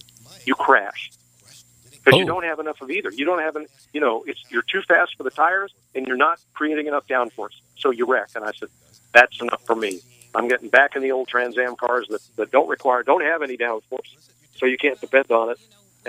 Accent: Northeast, United States; But I grew up in the Northeast and spent 40-some years up there.

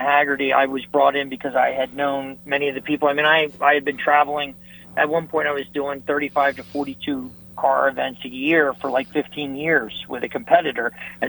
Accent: Philadelphia, Pennsylvania, United States; accent: Philly; now in New Jersey, United States; you can tell by my wonderful accent that I'm a Philly guy. I actually live in New Jersey.

